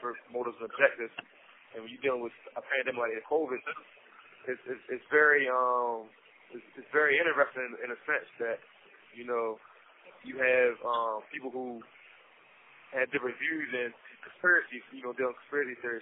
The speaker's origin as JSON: {"language": "English", "town": "Salisbury", "region": "Maryland", "country": "United States", "tie": "born or raised there", "also_born_or_lived": "Delaware", "said": "I'm from Salisbury, Maryland. I was born in Delaware, raised in Salisbury"}